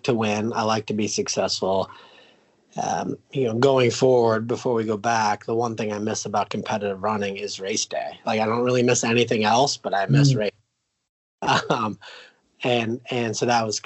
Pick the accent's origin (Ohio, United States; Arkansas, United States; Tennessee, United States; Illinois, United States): Ohio, United States; I grew up in Ohio